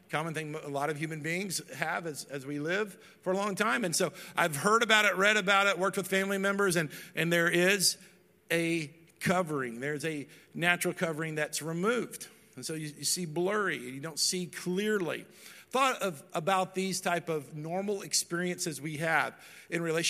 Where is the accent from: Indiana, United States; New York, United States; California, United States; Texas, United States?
Texas, United States; Dallas; moved away; I grew up in Dallas, Texas